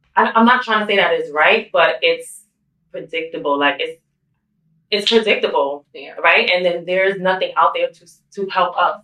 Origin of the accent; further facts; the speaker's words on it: New York City, New York, United States; I grew up, I was born and raised, obviously, in Brooklyn, New York